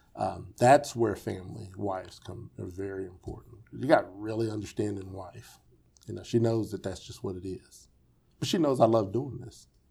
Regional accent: Wichita, Kansas, United States; Wichita is my home

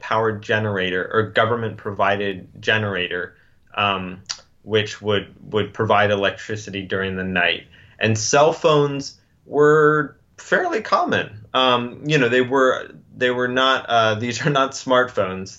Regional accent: United States; I'm an American and I have an extraordinarily different background

